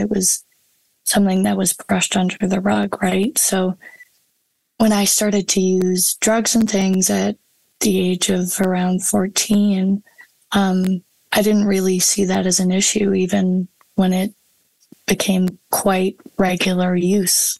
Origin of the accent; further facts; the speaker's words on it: High River, Alberta, Canada; my hometown of High River